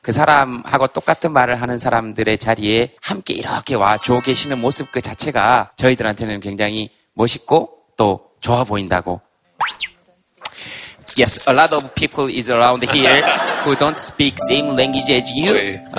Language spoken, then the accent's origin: Korean; United Kingdom; accent: British; 저는 약간 영국식 악센트가 있어서.